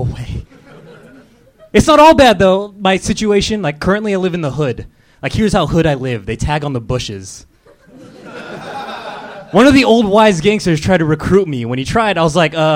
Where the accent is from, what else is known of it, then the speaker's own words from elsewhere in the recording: Ontario, California, United States; now in Los Angeles, United States; Southern California. From Ontario, California